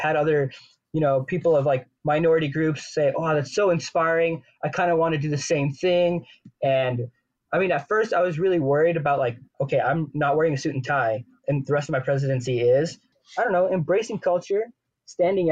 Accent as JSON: {"language": "English", "town": "Salt Lake City", "region": "Utah", "country": "United States", "tie": "born or raised there", "said": "I grew up in Salt Lake in an Indian culture"}